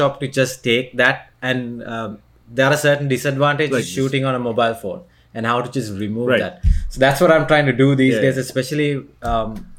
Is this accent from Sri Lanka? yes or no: yes; Sri Lanka; I was born to a Sri Lankan family, I was born in Sri Lanka